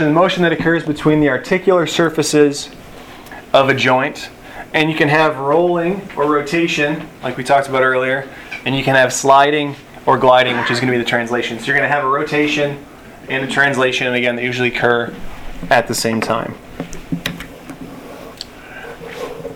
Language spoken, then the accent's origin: English; Buffalo, New York, United States; I grew up in Buffalo, New York